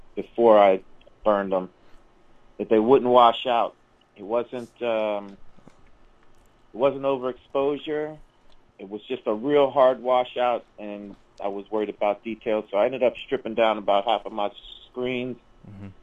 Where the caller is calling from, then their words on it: Niagara Falls, Ontario, Canada; I'm calling from Niagara Falls, Canada